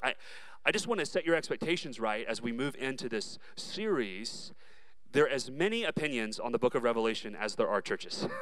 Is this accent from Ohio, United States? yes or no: no; Dallas, Texas, United States; I was raised in Dallas, Texas